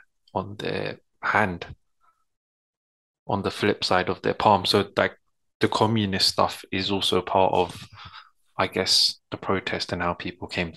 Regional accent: London, United Kingdom; growing up in South London, you have friends that are not Punjabi or Sikh

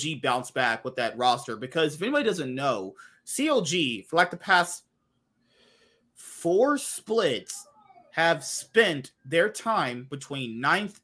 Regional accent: United States; I'm just American

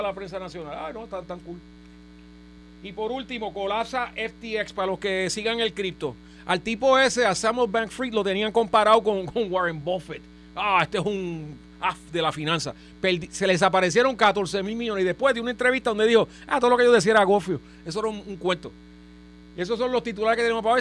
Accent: Trujillo Alto, Puerto Rico; los dos somos de Trujillo

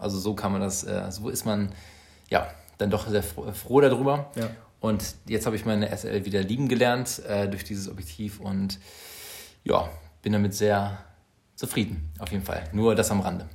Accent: Bielefeld, North Rhine-Westphalia, Germany; wir kommen beide aus Bielefeld

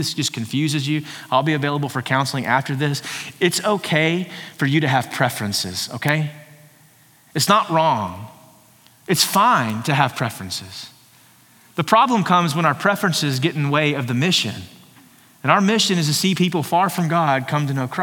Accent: Texas, United States; I'm more proud to be a Texan than I am anything else

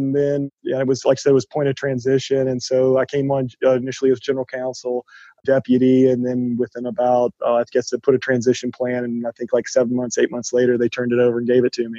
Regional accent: Austin, Texas, United States; I'm from Austin, born and raised here. So I'm one of those kind of rare unicorns in Austin

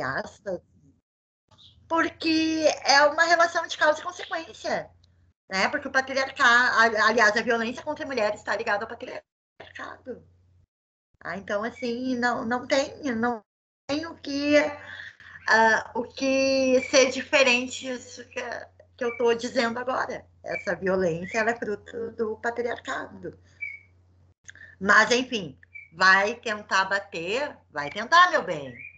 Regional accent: South Region, Brazil; A gente é do Sul

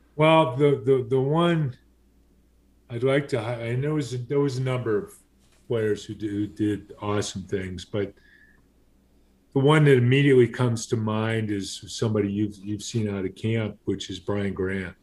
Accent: Southern California, United States; growing up in Southern California

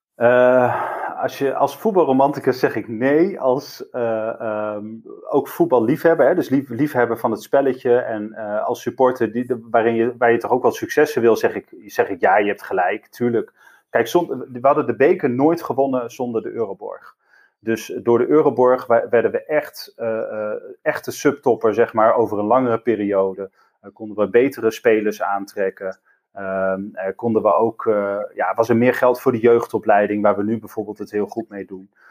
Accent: Groningen, Netherlands; also born or lived in Drenthe; now in Rotterdam, Netherlands; ik ben geboren in Stad, zoals wij dat dan noemen, dus in Groningen. opgegroeid altijd in, ja, in Groningen en om, ja, om de stad heen, dus in Groningen en Drenthe.

